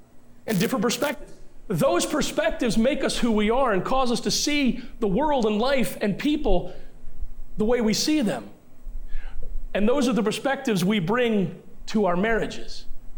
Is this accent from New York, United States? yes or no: no; Elkton, Maryland, United States; now in East Longmeadow, United States; I grew up as a Navy brat. I don't have roots anywhere. I can't go back, and my hometown, I consider my hometown Elkton, Maryland. That is the hometown of my heart. East Longmeadow is the place I've lived the longest, but Elkton, Maryland is the hometown of my heart.